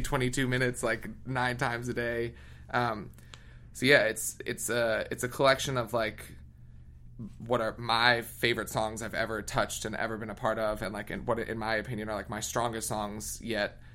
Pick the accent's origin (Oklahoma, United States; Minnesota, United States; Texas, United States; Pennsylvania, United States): Pennsylvania, United States; outside Philadelphia; moved away as an adult; also born or lived in Boston / New York / London; I grew up in a small, obnoxious little white town, like 15 minutes outside of Philly